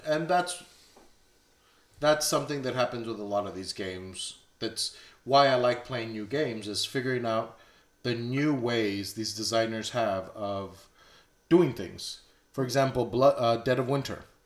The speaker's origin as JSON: {"language": "English", "area": "Bronzeville", "region": "Texas", "country": "United States", "said": "I'm from Bronzeville, Texas"}